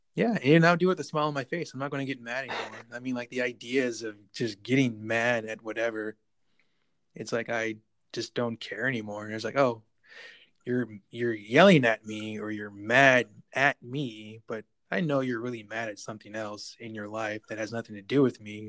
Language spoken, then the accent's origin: English; Buffalo, New York, United States; now in Texas, United States; Buffalo, New York, my hometown